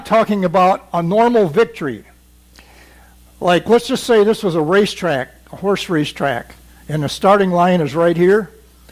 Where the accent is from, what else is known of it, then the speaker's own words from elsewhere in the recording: Missouri, United States; I'm from Missouri